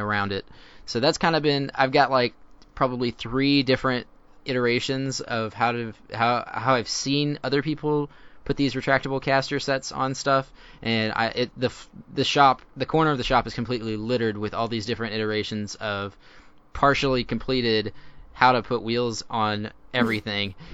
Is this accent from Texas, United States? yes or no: yes; Houston, Texas, United States; I grew up in, uh, suburbia of Houston and, uh, out of Cyprus.